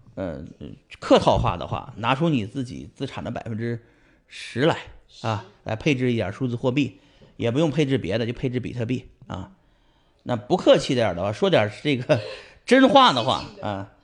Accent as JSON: {"language": "Chinese", "town": "Pingyao", "region": "Shanxi", "country": "China", "tie": "born or raised there", "moved": "as an adult", "lives_now": "United States", "said": "我还是要回山西老家，埋在山西老家，所以我也会埋回平遥啊。那是我，我来自于山西"}